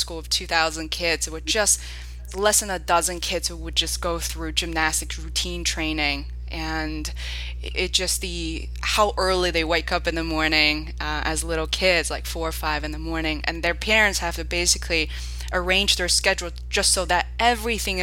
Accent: Beijing, China; moved away; I'm originally from Beijing, China

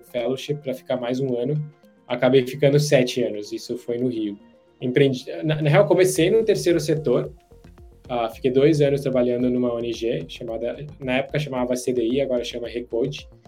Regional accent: India; Portuguese is a second language; moved away as an adult; also born or lived in United States; eu sou indiano, nascido criado na Índia. É, por sorte, ah, acabei indo para os Estados Unidos para fazer faculdade

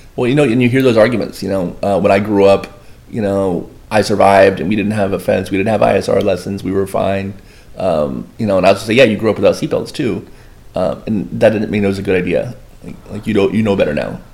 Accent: Boynton Beach, Florida, United States; I'm one of the five actual locals of Boynton Beach.

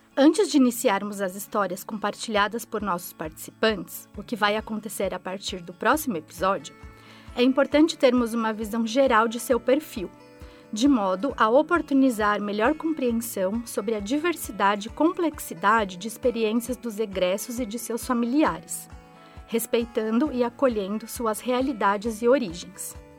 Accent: Campinas, São Paulo, Brazil; nasci em Campinas, onde também moro atualmente

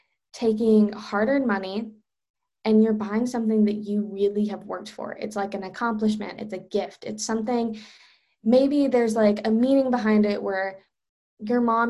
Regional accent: Charlotte, North Carolina, United States; I'm from Charlotte

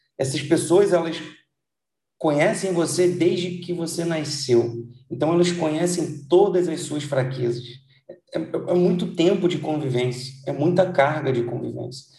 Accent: Brazil; a gente nasceu no Brasil

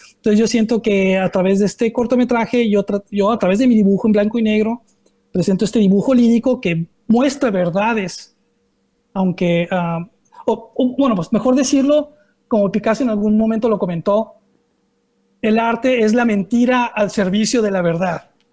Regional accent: Mexico; me presento como un artista mexicano

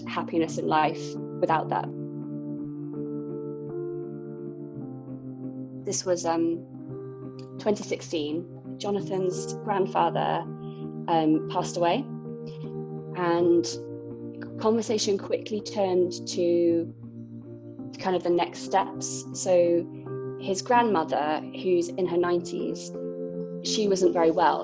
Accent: Bristol, South West England, United Kingdom; moved away as an adult; also born or lived in Cornwall / London; now in near Paris, France; I'm from England, I'm from a city called Bristol.

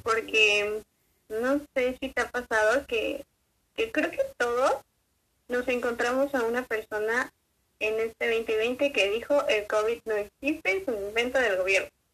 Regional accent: Mexico; No se lo permitimos como sociedad mexicana

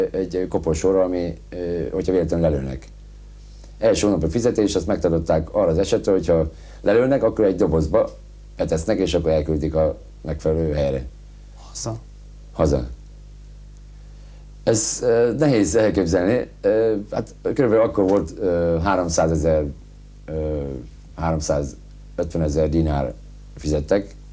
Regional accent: Hungary; born there; moved away; Mert turista vagyok, pedig itt születtem

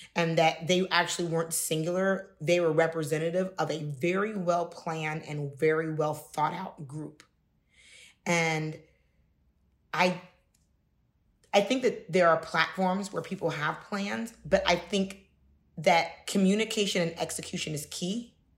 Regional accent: Cincinnati, Ohio, United States; I'm from Cincinnati, Ohio

